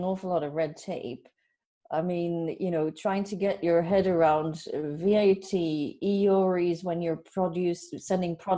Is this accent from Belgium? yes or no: yes; Belgium; accent: Irish, Dutch; moved away as an adult; now in Ireland; I'm originally from Belgium